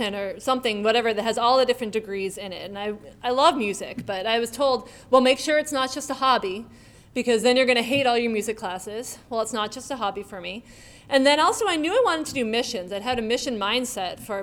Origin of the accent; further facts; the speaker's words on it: Tewksbury, Massachusetts, United States; moved away as an adult; also born or lived in Brazil; now in Cariri, Brazil; I actually grew up in Tewksbury